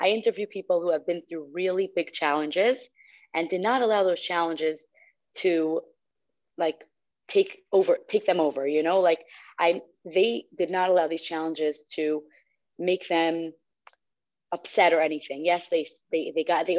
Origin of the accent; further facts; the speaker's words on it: Cedarhurst, New York, United States; I'm from Cedarhurst, New York